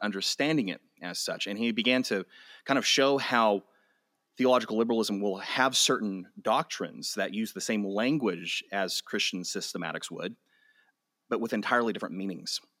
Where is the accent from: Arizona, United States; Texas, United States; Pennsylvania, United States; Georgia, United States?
Texas, United States; Amarillo; I was born and raised in Amarillo